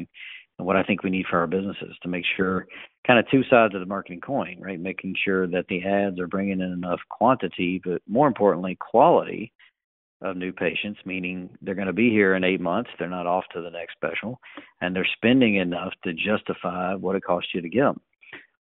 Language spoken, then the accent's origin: English; North Carolina, United States; I'm from North Carolina originally